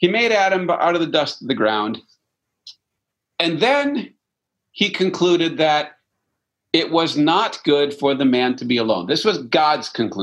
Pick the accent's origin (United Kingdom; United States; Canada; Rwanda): Canada; I'm French Canadian